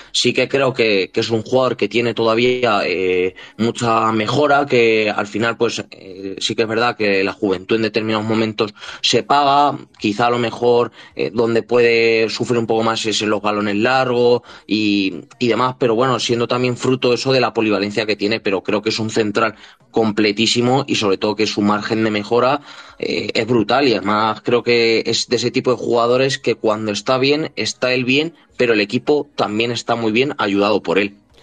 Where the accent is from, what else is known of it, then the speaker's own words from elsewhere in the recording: Cuenca, Castilla-La Mancha, Spain; un equipo de Cuenca, de mi tierra